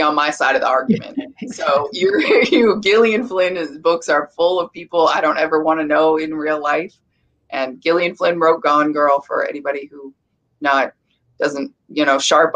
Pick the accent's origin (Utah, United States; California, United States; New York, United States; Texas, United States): California, United States; I come from California